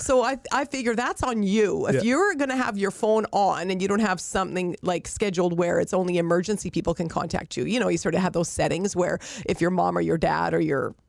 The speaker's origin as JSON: {"language": "English", "town": "Rossland", "region": "British Columbia", "country": "Canada", "tie": "born or raised there", "moved": "yes", "said": "my hometown of Rossland"}